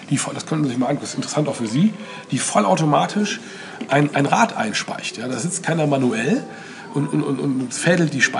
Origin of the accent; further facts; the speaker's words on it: North Rhine-Westphalia, Germany; ich bin ja selber auch aus dem Westen. Äh, in, in der Nähe von Köln.